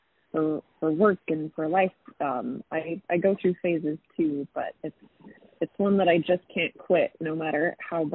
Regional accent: Ogden, Utah, United States; moved away as an adult; now in Salt Lake City, United States; I am from Ogden, Utah, but I currently reside in Salt Lake City

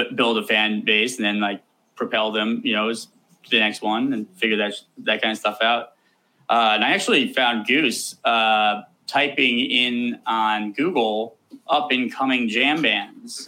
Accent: Columbus, Ohio, United States; I was born and raised in Columbus, Ohio

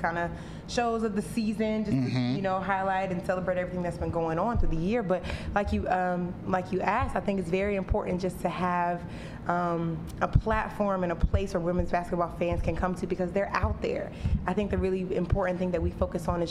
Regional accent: North Carolina, United States; moved away; my hometown in North Carolina

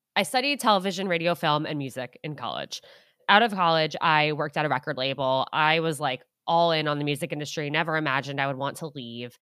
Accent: Westchester County, New York, United States; also born or lived in Syracuse, New York; now in New York City, United States; I grew up outside of New York City in Westchester County

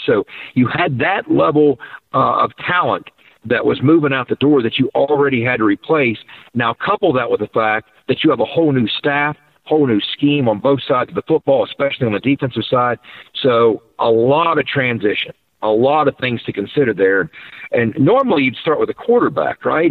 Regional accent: Davis, West Virginia, United States; Davis, West Virginia, and beautiful Tucker County, West Virginia

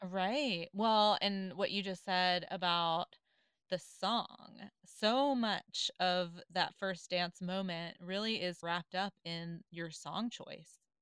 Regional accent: the South, United States; I grew up in the South

